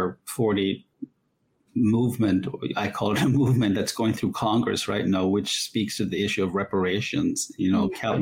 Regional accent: Jamaica; moved away as an adult; now in United States; I'm a legal immigrant, came from Jamaica at the age of 20, and then subsequently became an American citizen about 20 years ago, and fell in love with this great country as a child growing up in Jamaica

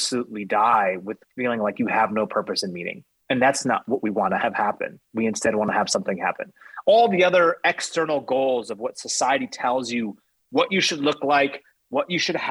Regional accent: United States; I'm speaking from a place of being American

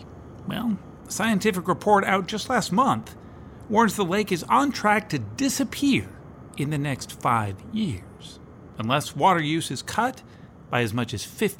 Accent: Salt Lake City, Utah, United States; I grew up in Salt Lake City.

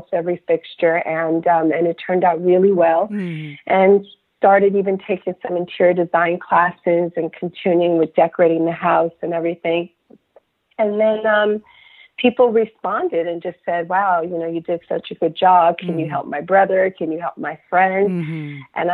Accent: Somerset, New Jersey, United States; moved away as an adult; also born or lived in Enugu, Nigeria / Washington, District of Columbia, United States; now in London, United Kingdom; We were born in Nigeria, but we came out as a family, and we grew up in Somerset, New Jersey.

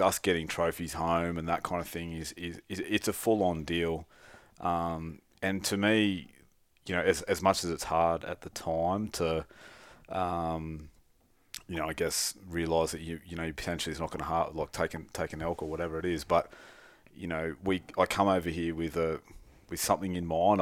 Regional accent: Australia; we're Australian, it doesn't snow in Australia very much

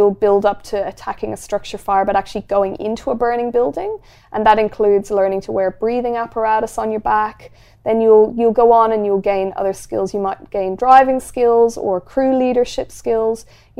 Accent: Ireland; now in Australia; And I come from Ireland. There's nothing scary in Ireland.

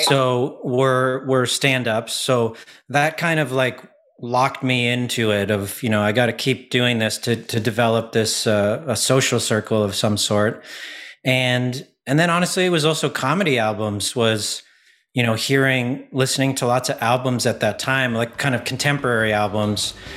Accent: Ottawa, Ontario, Canada; I was from Ottawa when I was about twelve

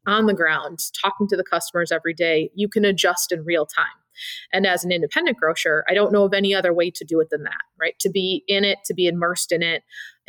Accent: Madison, Wisconsin, United States; born or raised there

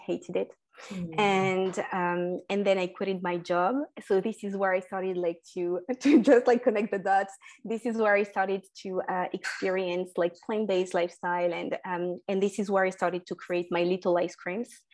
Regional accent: France; also born or lived in North Africa; I was born and raised in France

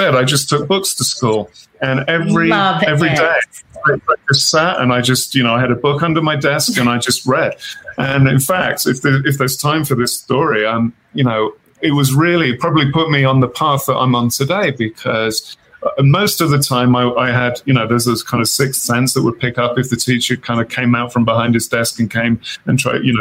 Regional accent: Birmingham, West Midlands, United Kingdom; now in Wyoming, United States; I was born in Birmingham, England

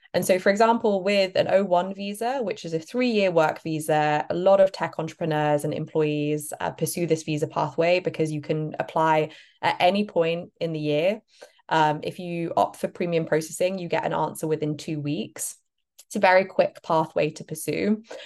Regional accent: United Kingdom; moved away as an adult; now in United States; perhaps you can hear my accent. I'm actually British, not American

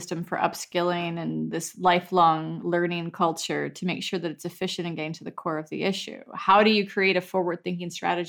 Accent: Western Pennsylvania, United States; I'm from Western Pennsylvania, so yes, that is very true. And I know those stranded workers personally. I grew up in a coal mining area

